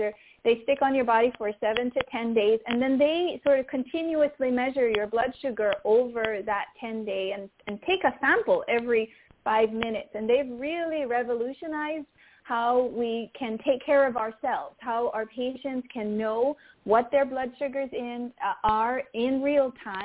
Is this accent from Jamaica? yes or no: yes; Jamaica; I'm Caribbean. I'm from Jamaica